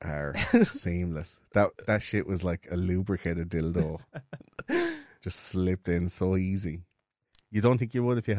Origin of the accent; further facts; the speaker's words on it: Leinster, Ireland; growing up in Offaly for you and in Wexford for me, like, that's a fucking...